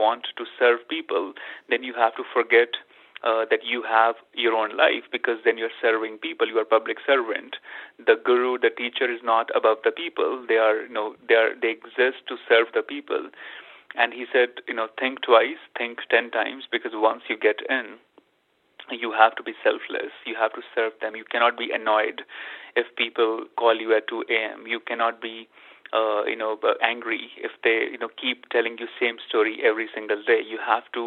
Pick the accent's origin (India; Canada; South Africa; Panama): India; moved away; growing up in India, I was surrounded by not only my own family, which is spiritual